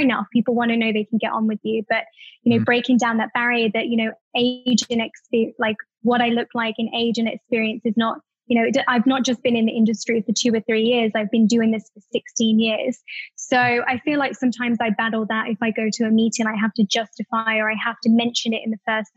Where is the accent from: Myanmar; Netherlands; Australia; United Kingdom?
United Kingdom; Staffordshire, West Midlands; moved away as an adult; also born or lived in London; being British